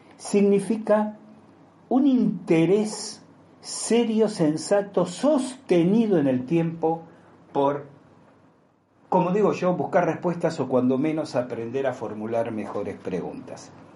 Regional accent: Argentina; como argentinos

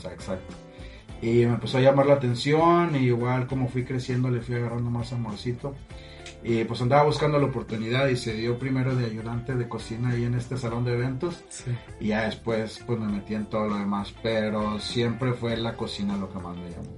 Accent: Matamoros, Tamaulipas, Mexico; yo soy de aquí de Matamoros y estuve gran parte de, mi vida, yo creo que fue como a los 22 que me fui la primera vez

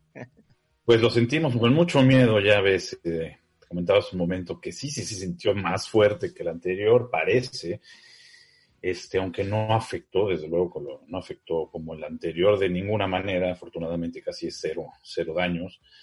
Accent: Mexico City, Mexico; yo soy chilango

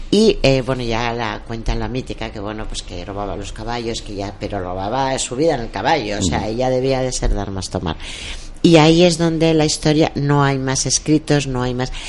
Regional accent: Mora, Castilla-La Mancha, Spain; de mi tierra Mora

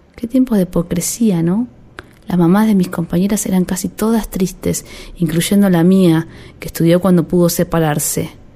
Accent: Haedo, Buenos Aires Province, Argentina; Crecí en Aedo, un barrio medio pelo

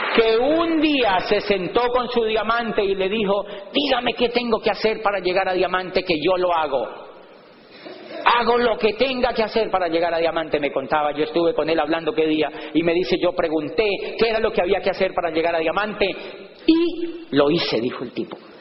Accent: Colombia; moved away; allá le llamamos bus

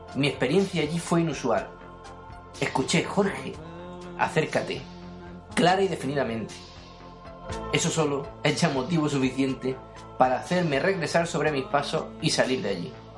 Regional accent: Almería, Andalusia, Spain; yo soy almeriense

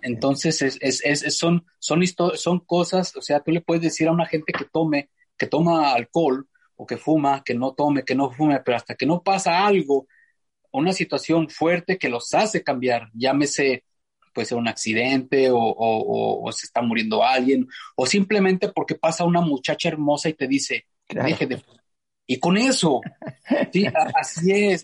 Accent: Fresnillo, Zacatecas, Mexico; moved away as an adult; now in El Sobrante, United States; soy originario de Fresnillo, Zacatecas

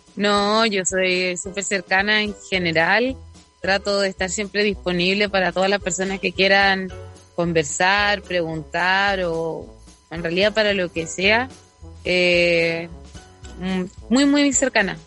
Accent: southern Chile, Chile; de, nuestra tierra, de mi

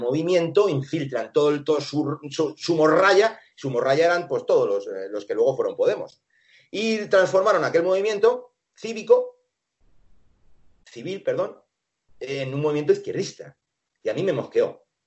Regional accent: Asturias, Spain; also born or lived in Venezuela; yo soy asturiano, he, vivido entre animales

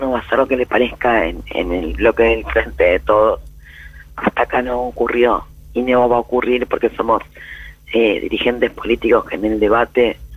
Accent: Argentina; las dudas que tenemos este, como militante como argentino y como diputado, sí, claramente.

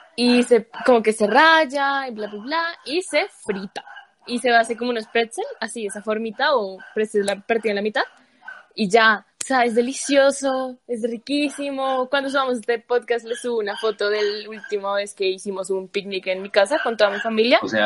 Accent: Bogotá, Bogotá Capital District, Colombia; Como buena cachaca

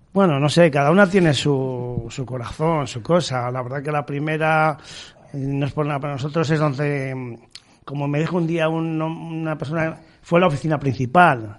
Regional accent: Serranillos, Castile and León, Spain; now in Valladolid, Spain; mi pueblo se llama Serranillos, la provincia de Ávila

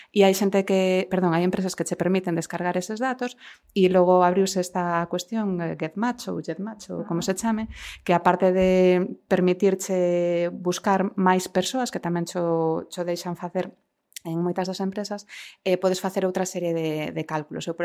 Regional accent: Galicia, Spain; como os galegos en promedio... En, en promedio, eh, podemos retrotarnos a parentesco próximo en 10 xeracios atrás

